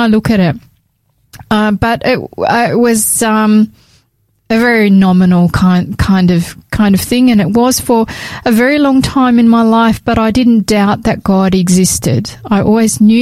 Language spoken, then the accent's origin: English; New South Wales, Australia; I was born in Australia, in New South Wales, to parents who what would I say, that they were nominal Catholics